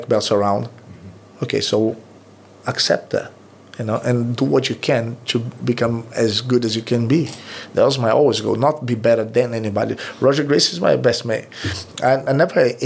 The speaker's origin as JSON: {"language": "English", "town": "Recife", "region": "Pernambuco", "country": "Brazil", "second_language": "English", "moved": "yes", "said": "I'm from the Recife."}